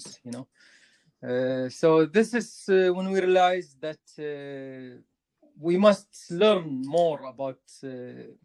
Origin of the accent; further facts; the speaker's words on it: Kuwait; I'm from Kuwait